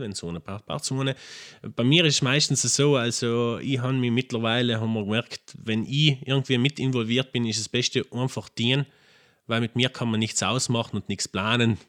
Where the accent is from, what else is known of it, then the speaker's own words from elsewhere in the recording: Lana, Trentino-Alto Adige, Italy; Und bin aus Lana, also gebürtiger Lana.